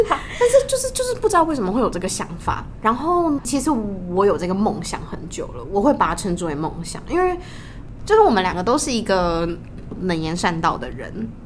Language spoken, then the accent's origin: Chinese; Tainan, Taiwan; 我们是台南人